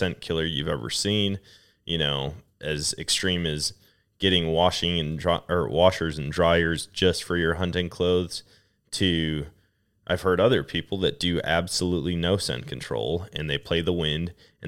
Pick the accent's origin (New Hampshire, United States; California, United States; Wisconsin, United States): Wisconsin, United States; that's completely opposite of what I grew up experiencing in Wisconsin.